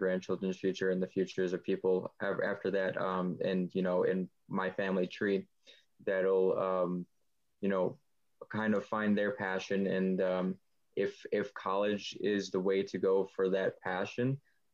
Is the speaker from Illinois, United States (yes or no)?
yes; Buffalo Grove, Illinois, United States; I'm from Buffalo Grove